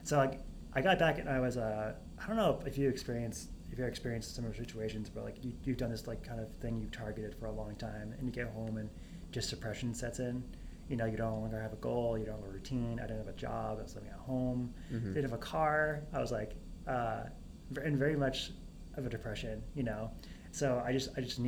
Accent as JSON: {"language": "English", "region": "Connecticut", "country": "United States", "tie": "born or raised there", "also_born_or_lived": "Colorado", "moved": "yes", "said": "I grew up, you know, growing up in Connecticut, going to school in Colorado"}